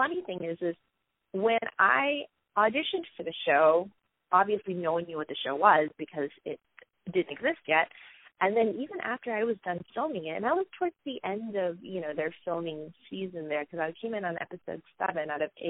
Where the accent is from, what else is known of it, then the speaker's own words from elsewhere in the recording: a small town in Florida, United States; my experience growing up in a small town in Florida